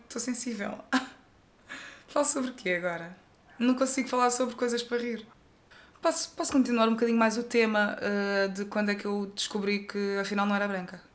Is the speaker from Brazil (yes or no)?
no; Tavira, Algarve, Portugal; eu cresci num bairro aqui em Tavira